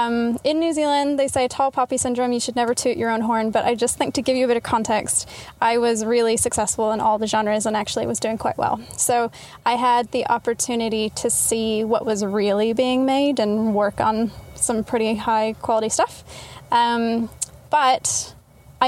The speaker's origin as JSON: {"language": "English", "region": "Texas", "country": "United States", "tie": "born or raised there", "also_born_or_lived": "Utah", "moved": "yes", "said": "I was born in Utah, then I moved to Texas."}